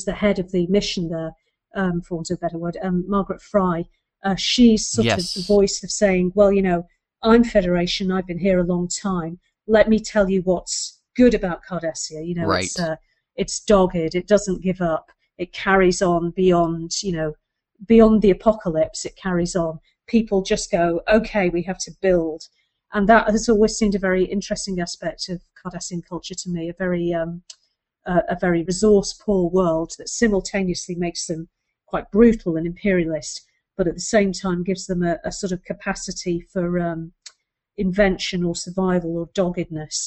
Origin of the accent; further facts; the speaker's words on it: United Kingdom; being a British viewer of an American show